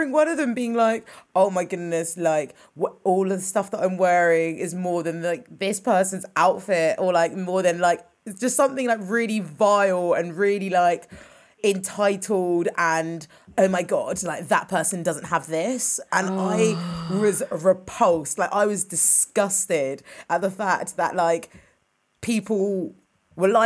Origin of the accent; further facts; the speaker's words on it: Windsor, South East England, United Kingdom; I grew up in Windsor, it doesn't mean that I had Windsor money